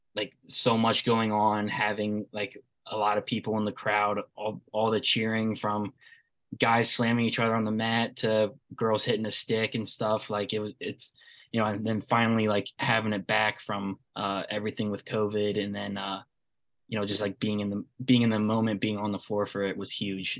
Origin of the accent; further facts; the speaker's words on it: Bowie, Maryland, United States; I'm from Bowie, Maryland, uh, right down the road from UMD.